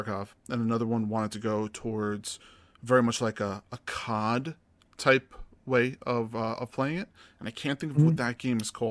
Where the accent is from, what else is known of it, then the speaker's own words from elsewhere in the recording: Boston, Massachusetts, United States; it's in my hometown.